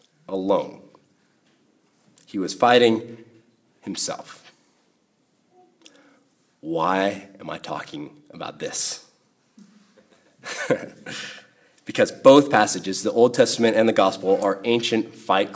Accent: United States; being in my own culture, being in American culture

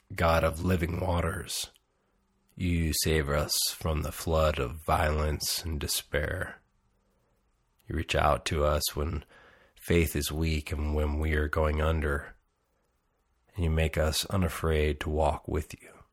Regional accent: Salinas, California, United States; also born or lived in Nashville / Texas / Connecticut / Los Angeles; now in Isla Vista, United States; Growing up in Salinas, I would have never guessed that I would move to Nashville

